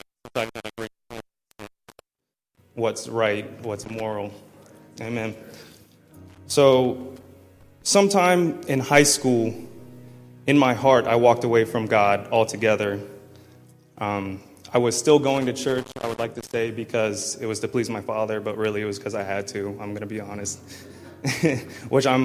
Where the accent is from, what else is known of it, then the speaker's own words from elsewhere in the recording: Columbus, Ohio, United States; I was born in Columbus, Ohio. I was raised in the church